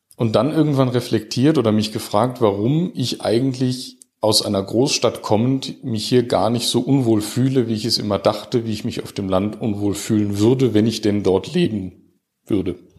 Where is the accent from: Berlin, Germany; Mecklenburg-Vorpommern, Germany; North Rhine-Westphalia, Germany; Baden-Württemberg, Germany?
North Rhine-Westphalia, Germany; Düsseldorf; also born or lived in Heidelberg; now in Enzkreis, Germany; als Düsseldorfer